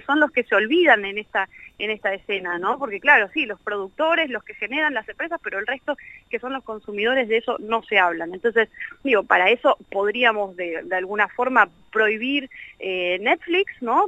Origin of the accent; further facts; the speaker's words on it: Argentina; Siendo argentino